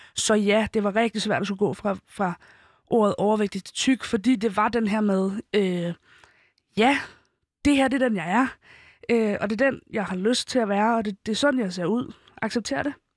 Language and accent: Danish; Helsingør, Capital Region of Denmark, Denmark; jeg som 15-årig ikke ville gå i Helsingør-gader, øh, hvor jeg kommer fra